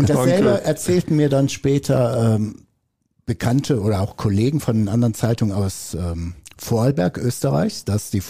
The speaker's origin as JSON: {"language": "German", "region": "North Rhine-Westphalia", "country": "Germany", "also_born_or_lived": "Brazil", "lives_now": "Ravensburg, Germany", "said": "Einmal, ich bin ja auch zugereist Geschwister. Äh, ich bin aus dem Ruhrgebiet oder aus Brasilien, je nachdem, wie man sehen möchte. Ähm, ich komme also nach Ravensburg, Oberschwaben und so weiter"}